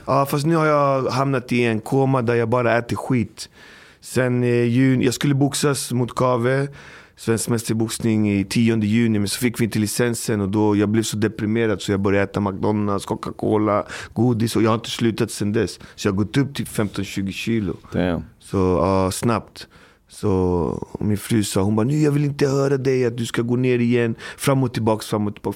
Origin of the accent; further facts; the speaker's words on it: Botkyrka, Stockholm County, Sweden; Och jag kommer från Alby, uppfostrad, uppvuxen i Alby